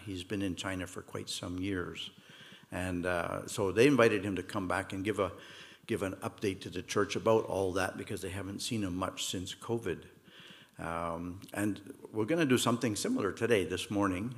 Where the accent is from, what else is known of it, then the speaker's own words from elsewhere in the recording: Montreal, Quebec, Canada; moved away as an adult; also born or lived in Toronto; now in Mississauga, Canada; Peter and I grew up in Montreal.